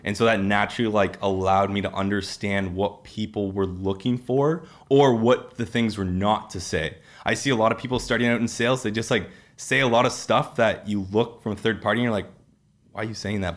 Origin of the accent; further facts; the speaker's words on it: Peterborough, Ontario, Canada; now in Toronto, Canada; I'm unfortunately from Peterborough